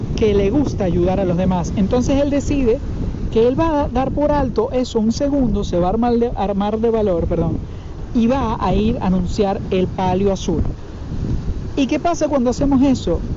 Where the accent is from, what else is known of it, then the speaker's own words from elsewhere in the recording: Venezuela; moved away; yo vengo de Venezuela para los que obviamente lo saben y para los que no. Y en Venezuela durante muchísimo tiempo yo vivía